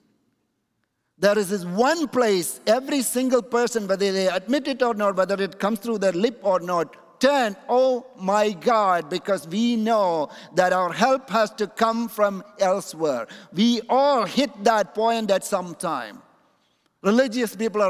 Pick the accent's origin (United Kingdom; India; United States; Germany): India; Kochi, Kerala; the place where I'm coming from in my hometown in India is called Kochi